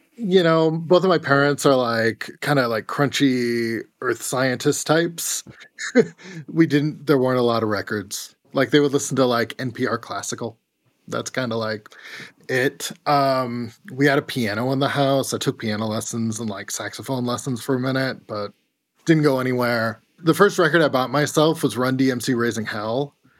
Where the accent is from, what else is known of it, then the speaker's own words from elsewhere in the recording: Corvallis, Oregon, United States; I grew up in Corvallis, which is, like, where Oregon State is.